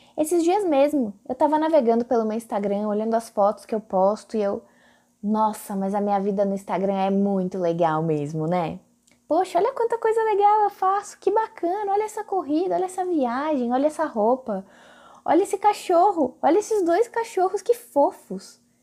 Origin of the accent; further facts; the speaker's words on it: São Paulo, Brazil; accent: paulistano; moved away as an adult; now in Brasília, Brazil; Eu sou de São Paulo, como meu sotaque bem entrega, mesmo depois de 10 anos de Brasília, o meu R ainda é aquele R bem paulistano